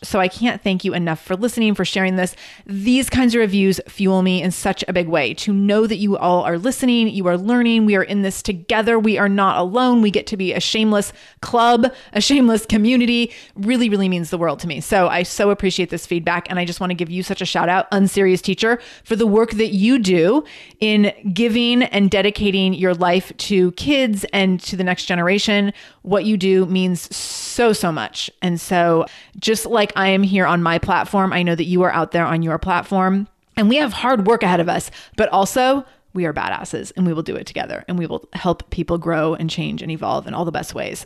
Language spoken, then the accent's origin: English; Redmond, Washington, United States; also born or lived in Seattle; I went to school at Saint Joe's on Capitol Hill, and I grew up in Redmond